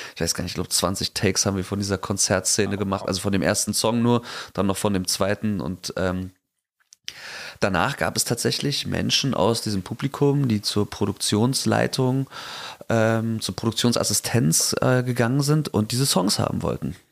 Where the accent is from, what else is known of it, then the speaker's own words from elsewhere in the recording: East Germany, Germany; ich bin Ossi